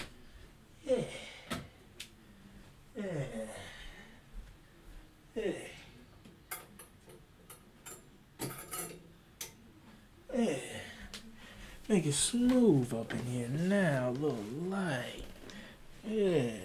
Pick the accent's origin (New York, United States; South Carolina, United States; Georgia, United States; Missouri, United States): South Carolina, United States; I'm from South Carolina, too